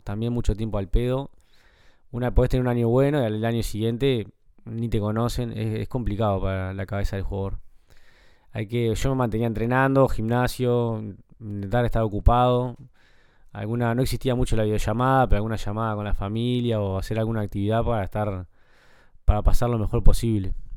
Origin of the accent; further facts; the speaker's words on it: Montevideo, Uruguay; accent: Uruguayan; moved away as an adult; al ser el único uruguayo que estaba también en el club, yo si iba a algún lugar y hablaba, me decían, vos sos el uruguayo, ¿no? Enseguida te, te reconocían por el acento también.